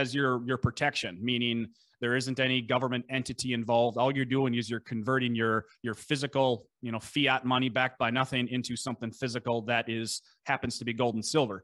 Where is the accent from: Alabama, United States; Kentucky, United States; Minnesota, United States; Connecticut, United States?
Minnesota, United States; accent: Scandinavian; if you can hear my lovely Scandinavian accent, we're in Buffalo, Minnesota.